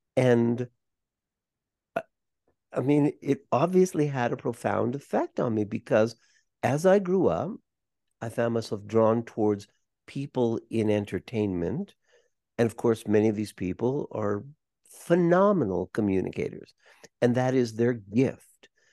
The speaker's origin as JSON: {"language": "English", "town": "Los Angeles", "region": "California", "country": "United States", "tie": "born or raised there", "said": "we're growing up in Los Angeles"}